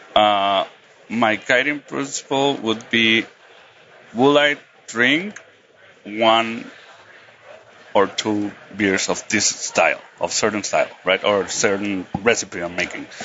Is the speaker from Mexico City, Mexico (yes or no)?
no; Tijuana, Baja California, Mexico; I'm a homebrewer from Tijuana